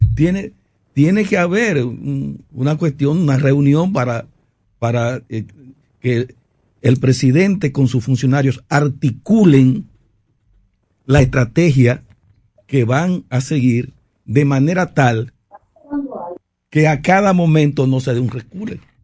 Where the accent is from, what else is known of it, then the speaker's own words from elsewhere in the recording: Dominican Republic; como ciudadano, como dominicano